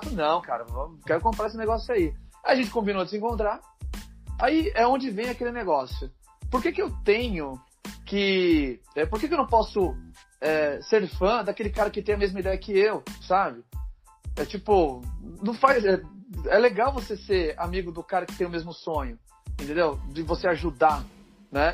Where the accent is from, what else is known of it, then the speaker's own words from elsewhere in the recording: ABC Paulista, São Paulo, Brazil; a gente é do ABC Paulista, a gente é São Caetano, Santo André